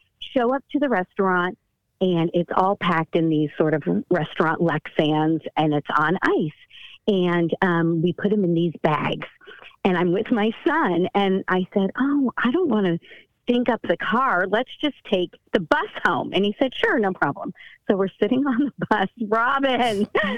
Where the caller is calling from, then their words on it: San Francisco, California, United States; from? San Francisco.